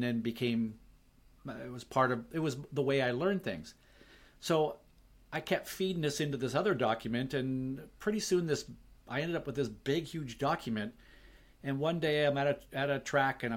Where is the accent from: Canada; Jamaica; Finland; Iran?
Canada; Vancouver, British Columbia; Vancouver, my hometown